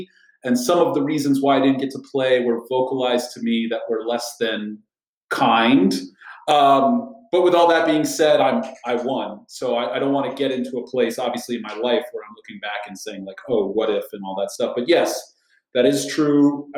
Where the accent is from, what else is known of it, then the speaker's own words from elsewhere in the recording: Kuwait; Now I went to I grew up in Kuwait, and I went to British school, which was my first school, Sunshine School of Kuwait, and the British start their kids a year early.